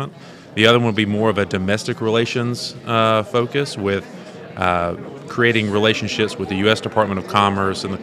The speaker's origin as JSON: {"language": "English", "region": "Georgia", "country": "United States", "said": "Savannah, Georgia, which is my home state"}